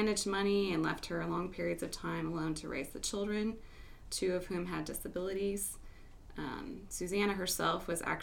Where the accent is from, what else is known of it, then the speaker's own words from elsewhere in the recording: Mansfield, Ohio, United States; I grew up in Mansfield, Ohio, and I was the second of five children